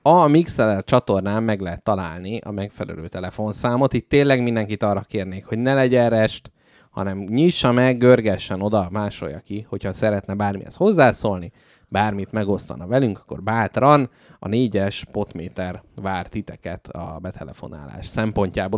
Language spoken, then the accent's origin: Hungarian; Budapest, Hungary; születtem Budapesten